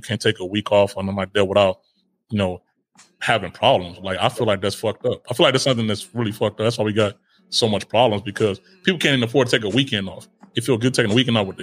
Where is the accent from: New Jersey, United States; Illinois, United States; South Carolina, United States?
Illinois, United States; Chicago; moved away as an adult; now in Italy; I grew up in Chicago